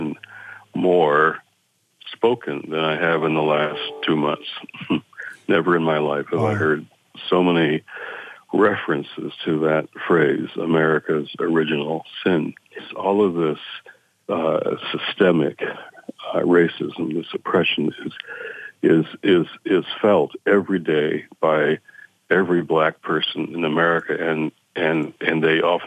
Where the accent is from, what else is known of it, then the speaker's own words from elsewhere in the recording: Detroit, Michigan, United States; in Detroit, in my hometown